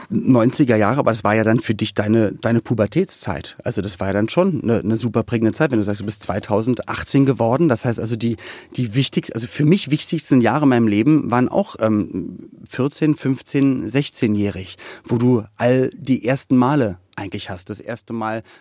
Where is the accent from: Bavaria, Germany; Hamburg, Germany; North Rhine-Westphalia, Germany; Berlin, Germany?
Berlin, Germany; aufgewachsen in Berlin-Spandau.